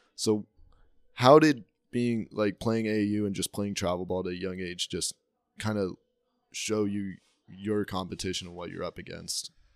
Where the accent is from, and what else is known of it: Salt Lake Valley, Utah, United States; born or raised there